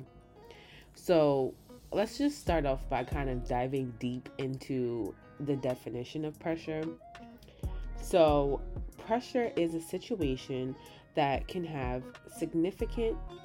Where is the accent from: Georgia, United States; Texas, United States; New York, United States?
New York, United States; New York City; I'm from New York City, Queens to be exact